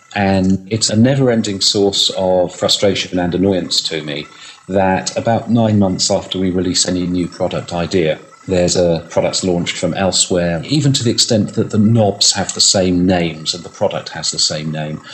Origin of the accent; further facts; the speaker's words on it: United Kingdom; I'm British